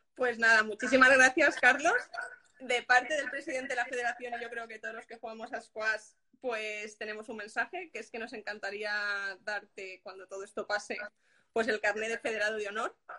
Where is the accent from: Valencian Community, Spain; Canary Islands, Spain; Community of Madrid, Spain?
Valencian Community, Spain; Castellón de la Plana; yo soy de Castellón